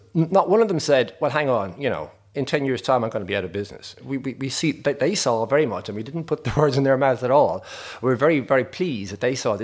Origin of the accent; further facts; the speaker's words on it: Roscommon, Connacht, Ireland; moved away as an adult; also born or lived in United Kingdom / United States; I grew up in Roscommon, in a in a dairy, excuse me, it was dairy to an extent, but really it was a beet farm.